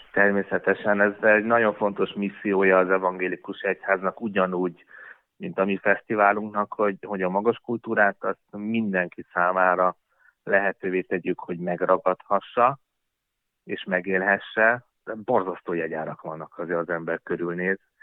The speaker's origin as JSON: {"language": "Hungarian", "country": "Hungary", "said": "mi magyarok vagyunk és imádjuk a hazánkat"}